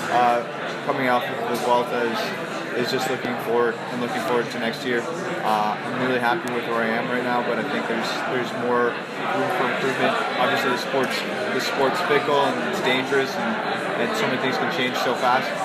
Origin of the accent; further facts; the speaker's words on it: Canada; as a Canadian.